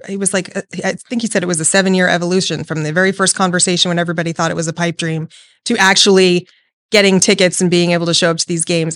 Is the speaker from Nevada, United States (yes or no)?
yes; Las Vegas, Nevada, United States; I was born and raised here in Vegas and have never left